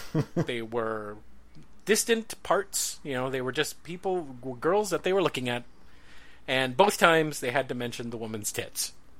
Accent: Northern California, United States; I'm from Northern California.

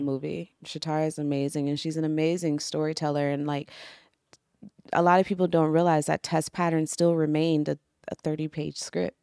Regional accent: Maryland, United States; I'm from Maryland

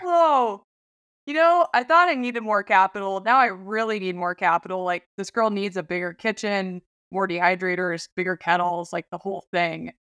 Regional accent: Alaska, United States; born or raised there

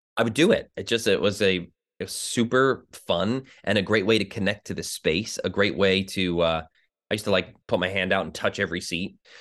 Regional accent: New Jersey, United States; I grew up in New Jersey

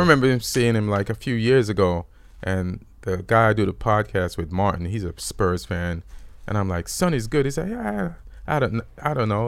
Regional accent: Jamaica; born or raised there; moved away; also born or lived in England

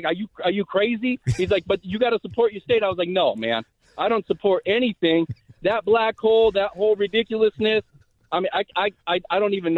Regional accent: Reno, Nevada, United States; born and raised in Reno.

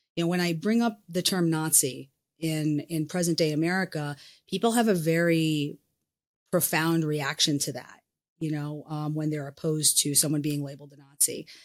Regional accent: United States; as an American, as a, you know, thirty-something American

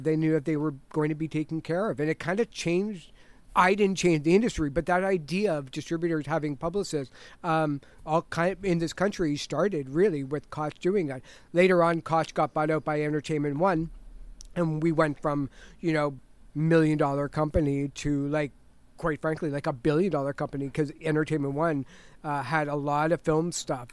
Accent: Toronto, Ontario, Canada; also born or lived in Richmond Hill; I was born in Toronto.

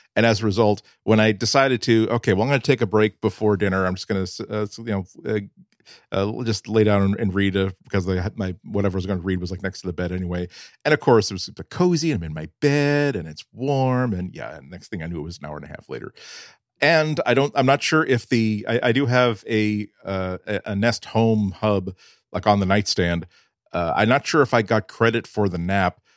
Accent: New England, United States; I'm a New Englander

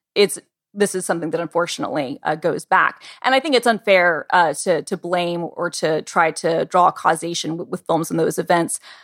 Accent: United States; as American citizens

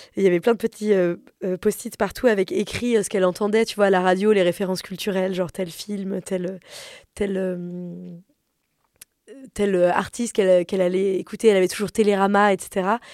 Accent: Paris, Île-de-France, France; j'ai grandi à Paris, dans un appartement assez grand, de classe moyenne supérieure

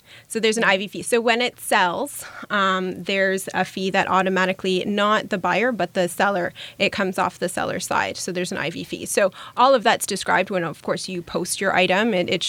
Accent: Germany; English is a second language; now in Canada; And I moved here from Germany. And in Germany, there's a lot of platforms where you can sell out of your closet across country.

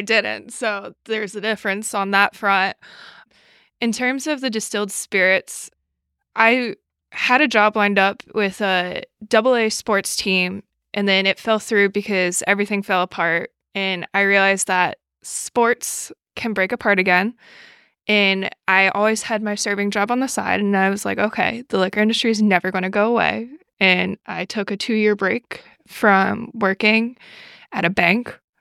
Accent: New York City, New York, United States; moved away as an adult; also born or lived in Buffalo, New York; I grew up in New York City, and I lived in Buffalo for New six years

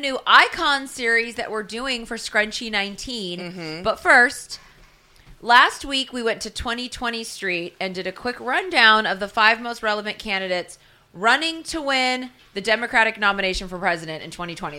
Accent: West Coast, United States; I'm from the West Coast. I'm a lady from the West Coast

